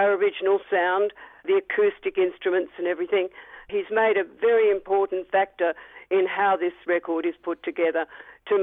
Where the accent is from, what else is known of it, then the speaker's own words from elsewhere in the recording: Australia; we were Australian